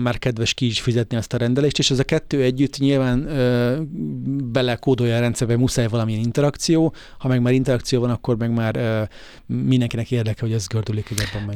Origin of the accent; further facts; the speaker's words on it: Hungary; magyarok vagyunk